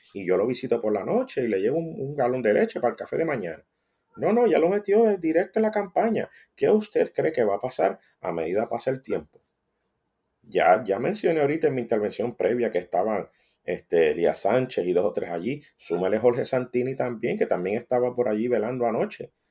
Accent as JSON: {"language": "Spanish", "country": "Puerto Rico", "said": "como puertorriqueño"}